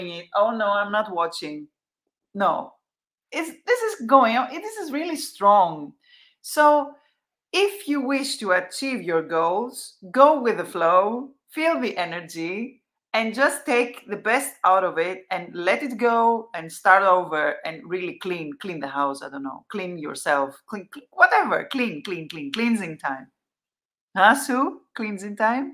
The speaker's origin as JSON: {"language": "English", "town": "Athens", "region": "Attica", "country": "Greece", "said": "I come from Athens, Greece."}